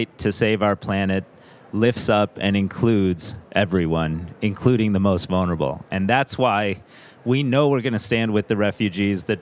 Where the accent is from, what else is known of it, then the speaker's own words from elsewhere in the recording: United States; I'm an American